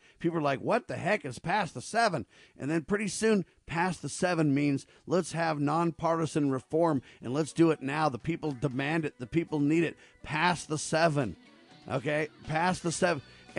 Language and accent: English; United States; I'm just an American, buddy.